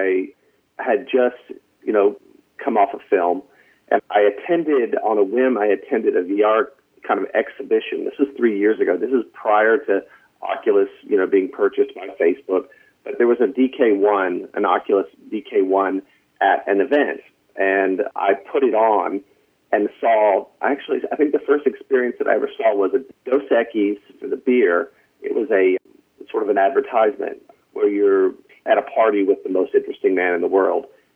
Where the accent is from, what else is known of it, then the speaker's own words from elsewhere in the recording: North Carolina, United States; moved away as an adult; now in Los Angeles, United States; I'm from North Carolina. I don't know if you can hear it in my voice.